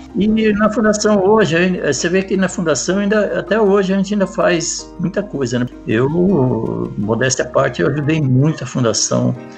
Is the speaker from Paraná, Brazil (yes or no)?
yes; Apucarana, Paraná, Brazil; moved away as an adult; now in São Paulo, Brazil; eu nasci em Apucarana, no estado do Paraná